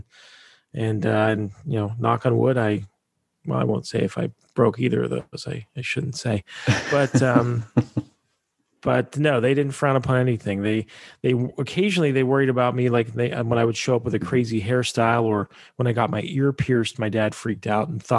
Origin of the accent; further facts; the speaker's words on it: Pittsburgh, Pennsylvania, United States; it was Pittsburgh. That's my hometown